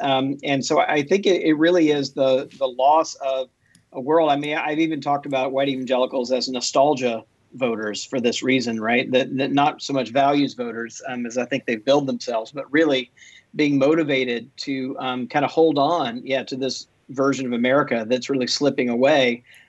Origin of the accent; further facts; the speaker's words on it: Mississippi, United States; I grew up in Mississippi, you know, as a Southern Baptist. I mean, my family goes back in the Deep South into Georgia, you know, Baptist all the way back, literally, you know, into the early 1800s